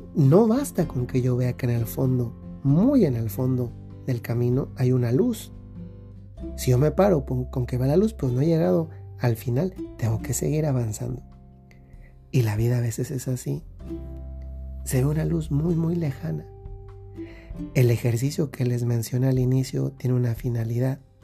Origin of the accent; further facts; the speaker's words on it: Dolores Hidalgo, Guanajuato, Mexico; Yo cuando era pequeño íbamos a una fiesta eh, de una ranchería allá en el lugar de donde yo soy, que es Dolores Hidalgo, Guanajuato